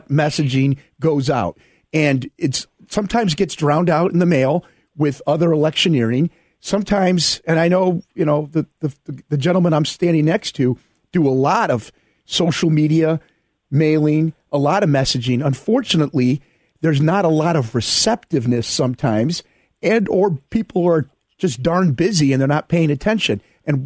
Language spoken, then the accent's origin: English; Park Forest, Illinois, United States; moved away; The south suburbs from where I am originally from. I'm from Park Forest